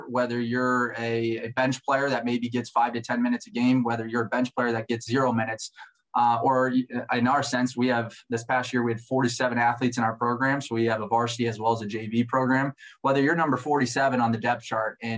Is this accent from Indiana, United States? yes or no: no; Omaha, Nebraska, United States; I grew up in Omaha, Nebraska, so I'm a Midwest kid at heart